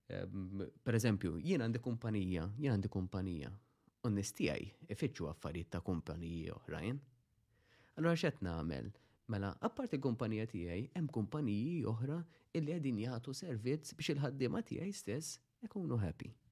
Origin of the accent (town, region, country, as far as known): Malta